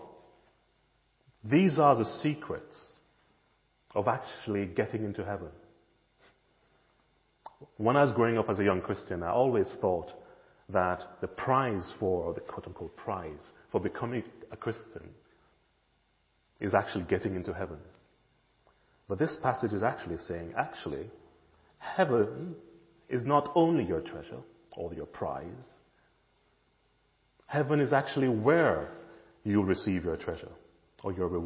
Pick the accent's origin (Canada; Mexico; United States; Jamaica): Jamaica; now in United Kingdom; when I was growing up in Jamaica